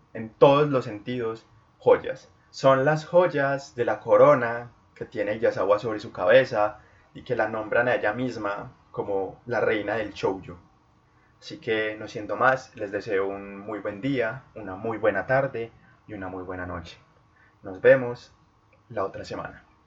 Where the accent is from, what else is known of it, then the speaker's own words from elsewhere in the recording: Colombia; en Colombia, en mi país